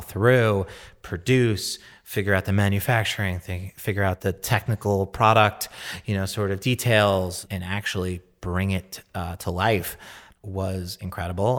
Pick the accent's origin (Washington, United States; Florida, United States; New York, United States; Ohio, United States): New York, United States; growing up in New York and being a New Yorker